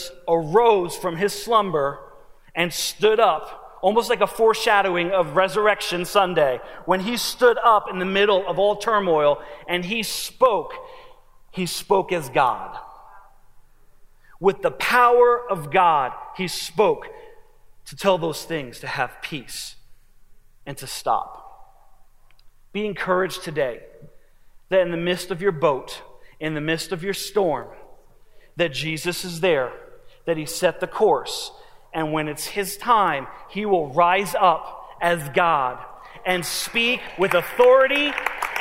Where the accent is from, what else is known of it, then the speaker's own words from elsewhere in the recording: New Jersey, United States; moved away; I'm from New Jersey